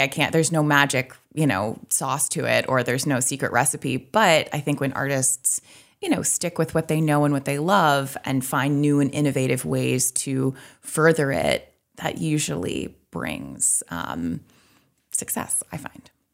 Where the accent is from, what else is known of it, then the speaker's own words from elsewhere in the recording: Midcoast Maine, United States; moved away as an adult; also born or lived in Boston / New York / Portland, Maine; I grew up in the Midcoast, so now I'm in Portland